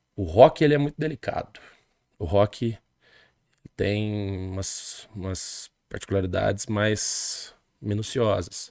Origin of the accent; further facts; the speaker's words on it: Monte Santo de Minas, Minas Gerais, Brazil; also born or lived in Machado / São Sebastião do Paraíso / Espírito Santo do Pinhal; nasci de Machado, né? Próximo aqui. Machado City. Machado City, a cidade das ladeiras e residi minha infância toda em Monte Santo de Minas. Posteriormente fui para São Sebastião do Paraíso